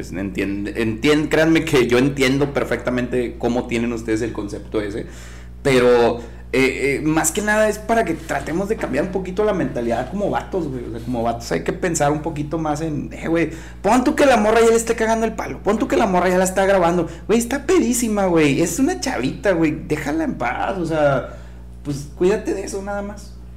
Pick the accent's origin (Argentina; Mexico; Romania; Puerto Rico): Mexico; soy mexicano